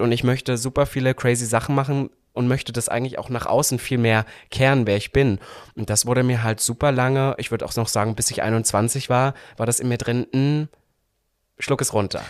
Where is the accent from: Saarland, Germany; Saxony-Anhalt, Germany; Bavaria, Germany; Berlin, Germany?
Saxony-Anhalt, Germany; moved away; da, wo ich herkomme aus Sachsen-Anhalt, da hat sich halt, muss ich so sagen, bis heute halt nicht viel verändert. Das heißt, ich habe eigentlich ähm, mein Upbringing war eigentlich sehr bescheiden.